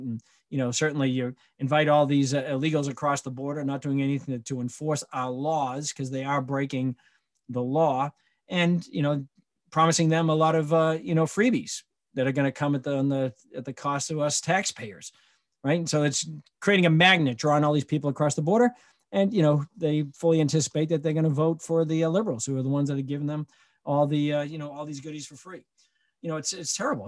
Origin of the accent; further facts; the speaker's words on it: Michigan, United States; my home state of Michigan